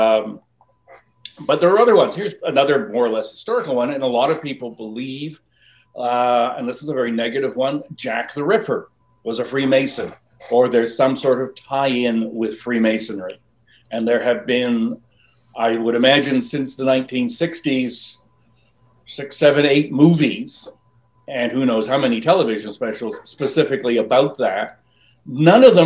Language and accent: English; Vancouver, British Columbia, Canada; accent: South Vancouver; Pardon my South Vancouver accent there.